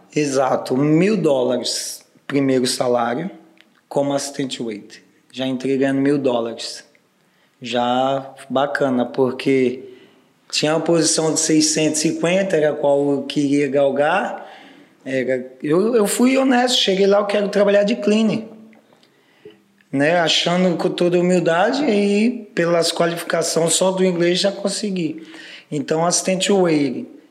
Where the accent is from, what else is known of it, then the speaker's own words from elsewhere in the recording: Brazil; Eu, no meu caso, saí do Capão